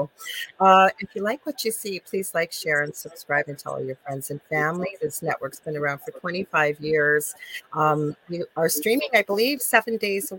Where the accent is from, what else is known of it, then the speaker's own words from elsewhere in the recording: Canada; I am a Canadian spiritual medium